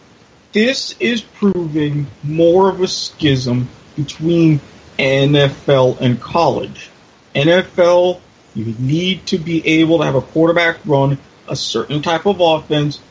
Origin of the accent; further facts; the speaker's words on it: Jacksonville, Florida, United States; Happens to be my hometown team